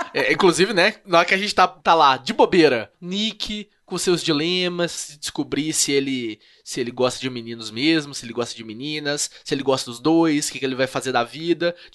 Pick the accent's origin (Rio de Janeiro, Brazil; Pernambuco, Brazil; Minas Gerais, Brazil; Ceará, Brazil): Minas Gerais, Brazil; Sou de Minas, dá licença?